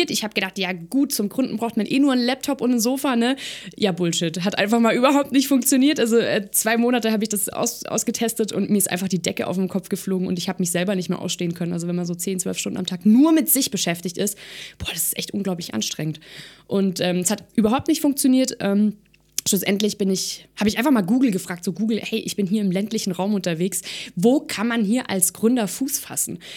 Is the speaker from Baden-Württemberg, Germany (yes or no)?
yes; Baden-Württemberg, Germany; Ich sage natürlich ganz klar momentan Baden-Württemberg. Ähm, ich komme selber hier aus Baden-Württemberg.